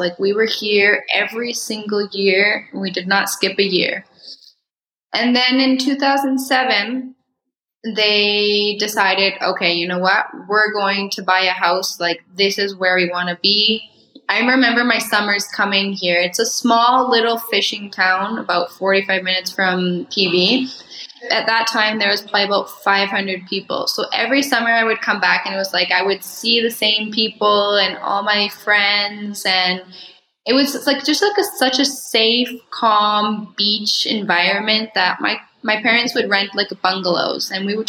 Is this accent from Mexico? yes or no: yes; Mexico; Coldwell Banker has been such a big part of my story with growing up in Mexico